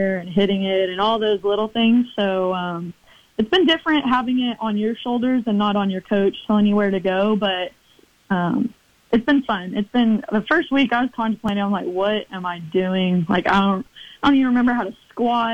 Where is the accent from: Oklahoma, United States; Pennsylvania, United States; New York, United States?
Oklahoma, United States; my hometown, my home state